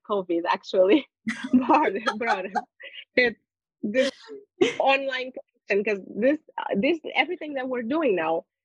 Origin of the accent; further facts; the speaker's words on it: Lisbon, Portugal; also born or lived in United Kingdom; I am born and raised in Portugal, Lisbon